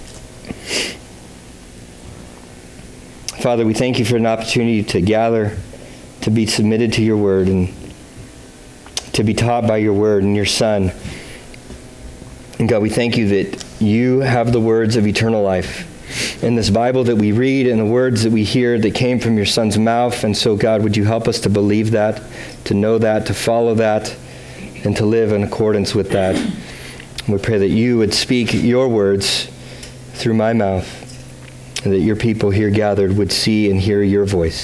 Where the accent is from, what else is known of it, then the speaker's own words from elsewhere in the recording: California, United States; moved away as an adult; now in Vermont, United States; a transplant like our family. And she was completely unaware of the quirkiness of us Californians